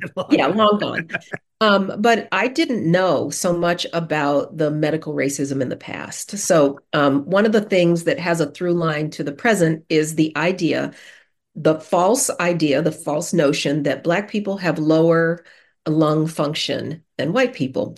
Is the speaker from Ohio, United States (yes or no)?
no; Denver, Colorado, United States; I grew up in Denver, the Mile High City